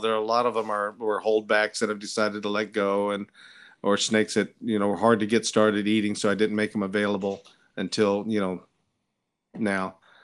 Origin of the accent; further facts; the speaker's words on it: California, United States; moved away as an adult; also born or lived in Washington, D.C.; growing up in California